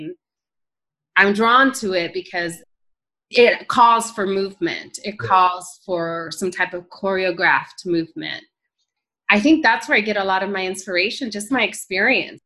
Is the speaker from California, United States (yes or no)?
yes; Northern California, United States; born or raised there; also born or lived in El Salvador; now in Tucson, United States